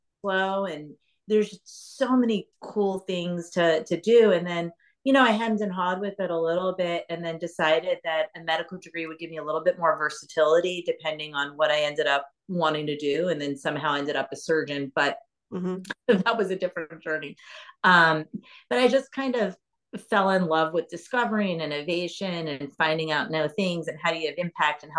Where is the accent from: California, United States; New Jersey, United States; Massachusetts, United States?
New Jersey, United States; Cherry Hill; moved away as an adult; also born or lived in Philadelphia, Pennsylvania; I grew up actually in Cherry Hill, New Jersey. I was born in Philadelphia